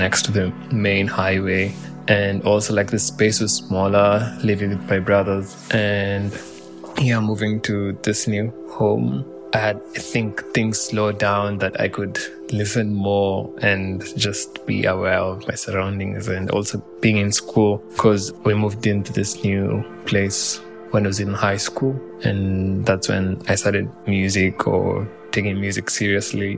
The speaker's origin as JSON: {"language": "English", "region": "Nairobi", "country": "Kenya", "tie": "born or raised there", "moved": "as an adult", "lives_now": "Europe", "said": "I've been born and raised in Nairobi, Kenya, which is in East Africa."}